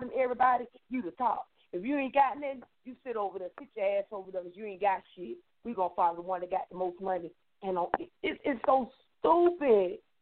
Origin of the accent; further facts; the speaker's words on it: Miami, Florida, United States; I'm from Florida, Miami